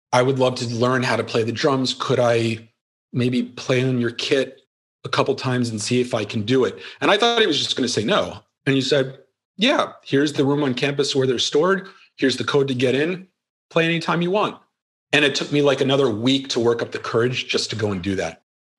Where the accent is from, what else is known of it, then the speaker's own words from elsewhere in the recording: Philadelphia, Pennsylvania, United States; So I can live and be anywhere, but I'm from Philly.